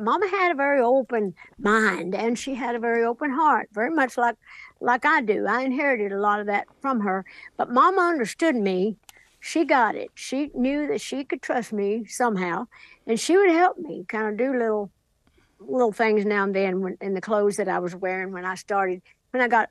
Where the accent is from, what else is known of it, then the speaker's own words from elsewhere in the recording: Sevier County, Tennessee, United States; back home in Sevier County, Tennessee, my hometown